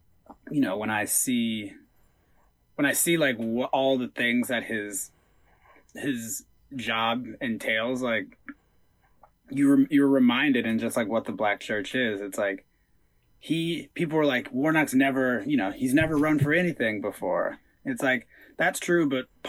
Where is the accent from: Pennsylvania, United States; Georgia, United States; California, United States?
Georgia, United States; Atlanta; There was always like a, I'm from Atlanta, not Georgia type energy, because it really felt like the two were feuding.